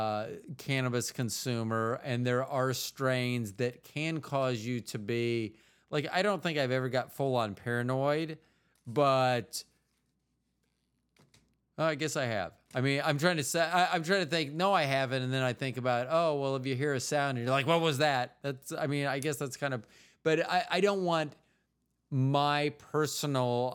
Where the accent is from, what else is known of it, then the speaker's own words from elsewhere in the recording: Florida, United States; moved away; also born or lived in Midwest; I'm originally from Florida.